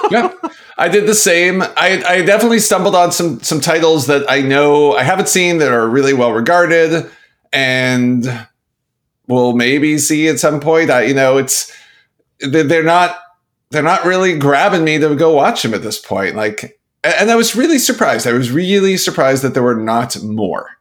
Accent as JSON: {"language": "English", "country": "Canada", "also_born_or_lived": "Pittsburgh", "moved": "yes", "said": "as a Canadian"}